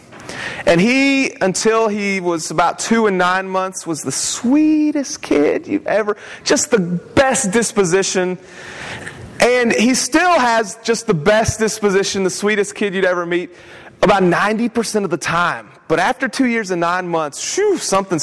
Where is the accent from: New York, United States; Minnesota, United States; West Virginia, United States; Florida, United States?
West Virginia, United States; now in Savannah, United States; we're from West Virginia